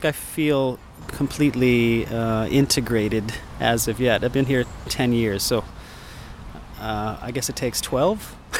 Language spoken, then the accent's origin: English; United States; moved away as an adult; also born or lived in New York; now in Stockholm, Sweden; as an American